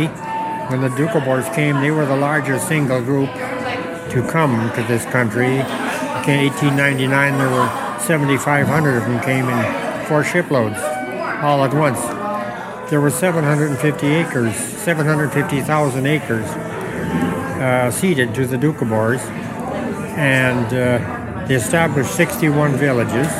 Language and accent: English; Kamsack, Saskatchewan, Canada; No, it's Kamsek, my hometown.